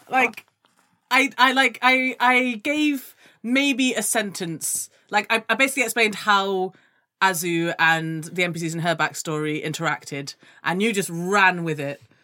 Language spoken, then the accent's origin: English; Gambia; I'm from the Gambia, which is way more on the west coast